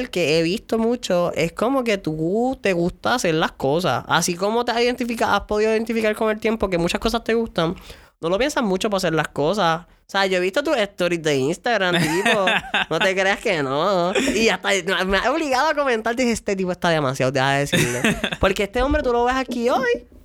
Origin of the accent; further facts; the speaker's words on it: San Lorenzo, Puerto Rico; yo soy de San Lorenzo y mi área es súper rural.